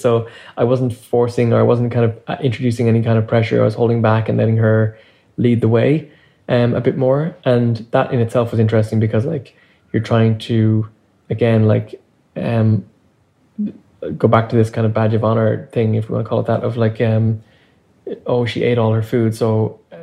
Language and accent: English; Ireland; now in Canada; I grew up in Ireland